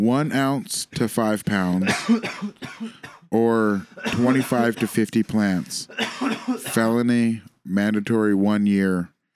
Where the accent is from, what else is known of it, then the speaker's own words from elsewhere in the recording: San Antonio, Texas, United States; Oh man, I don't even dab. I'm from San Antonio.